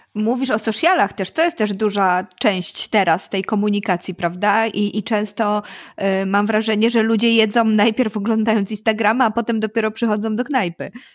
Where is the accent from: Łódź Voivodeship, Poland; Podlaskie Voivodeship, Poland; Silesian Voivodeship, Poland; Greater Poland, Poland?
Greater Poland, Poland; Poznań; jako ci zachowawczy poznaniacy chyba nie jesteśmy